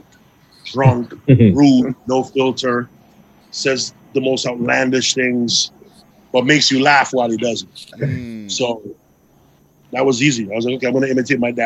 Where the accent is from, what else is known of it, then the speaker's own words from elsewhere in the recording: Mississauga, Ontario, Canada; moved away as an adult; also born or lived in Toronto; now in Edmonton, Canada; I grew up in Malton and then moved to Toronto when I wanted to pursue this